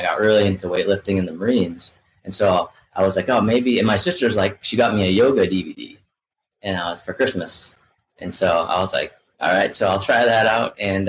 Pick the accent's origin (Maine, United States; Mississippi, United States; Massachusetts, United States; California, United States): Massachusetts, United States; Boston; moved away as an adult; now in Asheville, United States; where I grew up in the Boston area. But now I live in Asheville, North Carolina